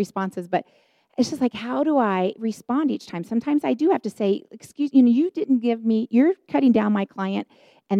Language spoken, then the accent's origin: English; Chicago, Illinois, United States; moved away; also born or lived in Denver, Colorado; I was on staff at the church here in the Denver area, and I'm from Chicago